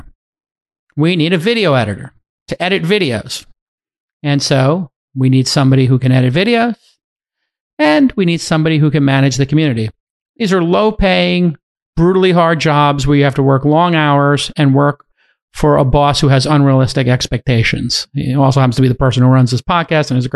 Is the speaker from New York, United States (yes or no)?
yes; New York City, New York, United States; I'm from Bay Ridge